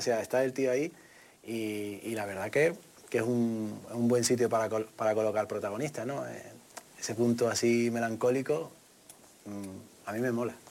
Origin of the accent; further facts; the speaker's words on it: Málaga, Andalusia, Spain; que nos identificase como malagueño